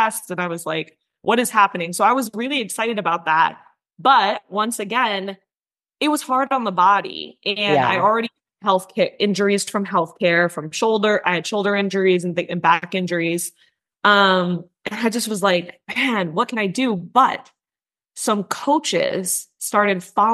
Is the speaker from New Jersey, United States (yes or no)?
no; north of Manhattan, New York, United States; I grew up in New York, born and raised in New York. I grew up outside of the city. So I was about 45 minutes to an hour, depending on traffic, north of Manhattan